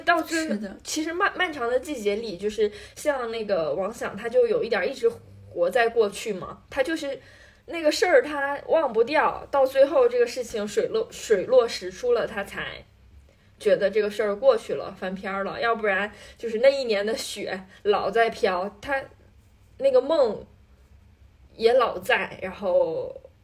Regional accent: Northeast China, China; 我们作为东北人

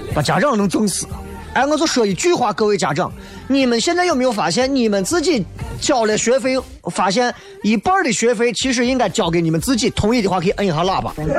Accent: China; 咱这一辈子作为一个中国人

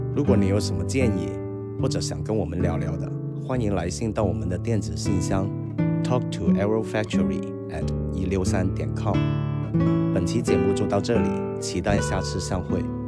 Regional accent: Guangdong, China; 因为我们是潮汕那边嘛

